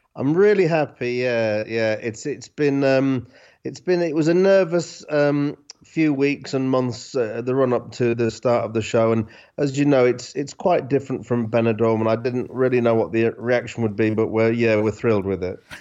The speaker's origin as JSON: {"language": "English", "town": "Hull", "region": "Yorkshire and the Humber", "country": "United Kingdom", "tie": "born or raised there", "said": "I'm from Hull, so we used to go to Scarborough when I was a kid"}